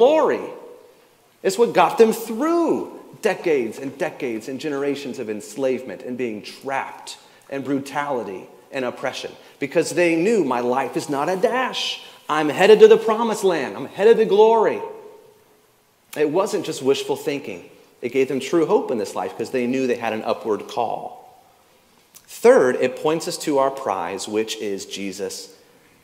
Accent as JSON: {"language": "English", "region": "the South", "country": "United States", "tie": "born or raised there", "said": "I grew up in the South"}